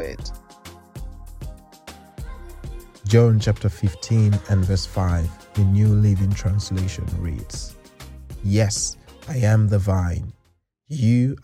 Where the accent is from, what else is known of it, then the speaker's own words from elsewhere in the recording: Nigeria; now in England, United Kingdom; I come from Nigeria, where we've got a communal culture, and since my family moved to England